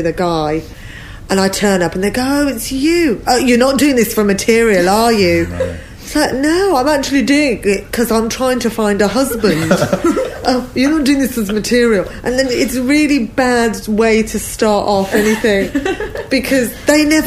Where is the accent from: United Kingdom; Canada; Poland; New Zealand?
United Kingdom; London; I'm from London